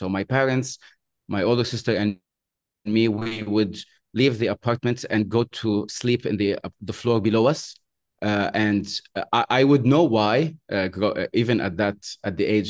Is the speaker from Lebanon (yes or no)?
yes; Beirut, Beirut Governorate, Lebanon; moved away as an adult; now in Bahrain; So I am I'm Lebanese. I was born in Beirut in 85. I was brought up Christian, Catholic. And obviously, since from 85 until the time I left, which was in 2009, because I left Lebanon, I moved to another country here in the Arab world.